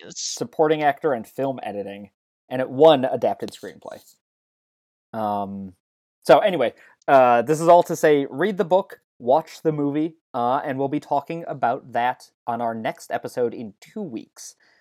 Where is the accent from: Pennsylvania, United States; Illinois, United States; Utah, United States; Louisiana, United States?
Illinois, United States; Chicago; growing up in Chicago then